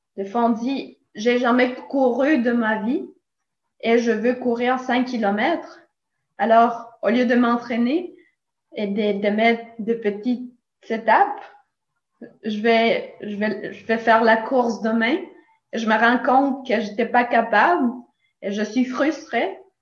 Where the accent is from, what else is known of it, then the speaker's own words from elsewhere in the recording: Nicaragua; French is a second language; now in Montreal, Canada; je viens de Nicaragua. Alors, si vous écoutez un petit accent